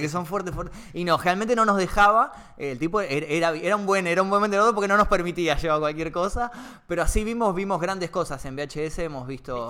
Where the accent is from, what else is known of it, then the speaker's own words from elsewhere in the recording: Temperley, Buenos Aires Province, Argentina; yo soy oriundo de Temperley